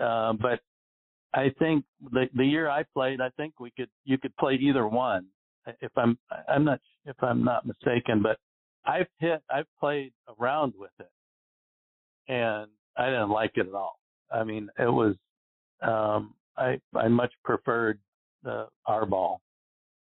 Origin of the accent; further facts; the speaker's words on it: Arizona, United States; I grew up in Arizona where we get no wind here